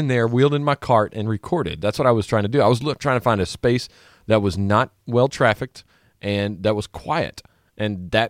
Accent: Louisiana, United States; I grew up in Louisiana.

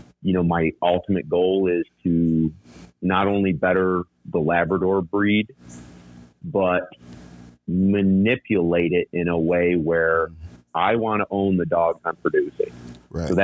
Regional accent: New York, United States; I'm from New York

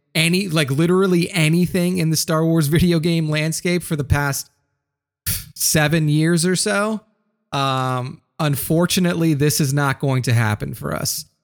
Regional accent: New Orleans, Louisiana, United States; New Orleans, Louisiana, my hometown.

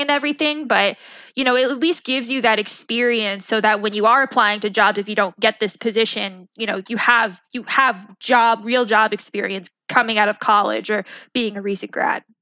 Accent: Long Island, New York, United States; moved away as an adult; I grew up on Long Island

